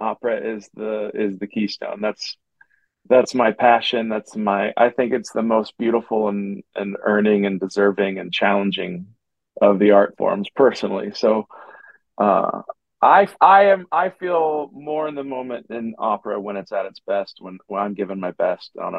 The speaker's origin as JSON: {"language": "English", "region": "Missouri", "country": "United States", "moved": "yes", "said": "I am from Missouri"}